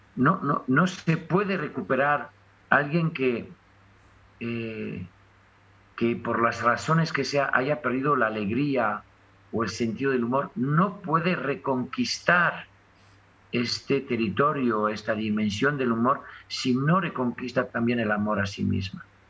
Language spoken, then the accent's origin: Spanish; France; accent: French; mi acento francés